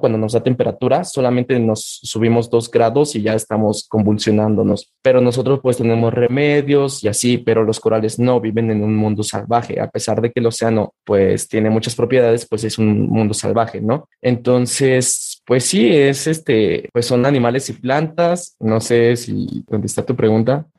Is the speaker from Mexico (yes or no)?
yes; Mexico